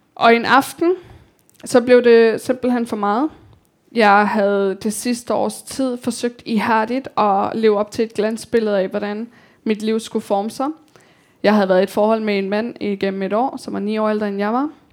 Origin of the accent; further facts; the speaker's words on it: Copenhagen, Capital Region of Denmark, Denmark; also born or lived in Kabul, Afghanistan / India / Slangerup, Denmark; Social Boligbyggeri på Amager, Telemarksgården, som hvor jeg voksede op